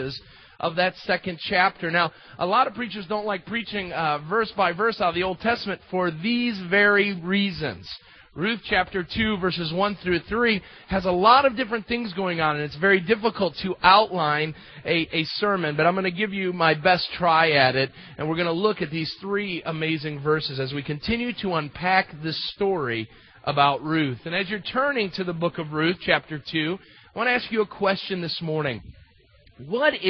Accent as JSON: {"language": "English", "country": "United States", "said": "As Americans"}